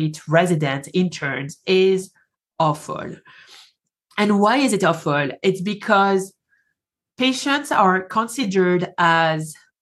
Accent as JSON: {"language": "English", "country": "France", "accent": "French", "second_language": "English", "moved": "as an adult", "lives_now": "Colorado, United States", "said": "I moved from France, hence the accent"}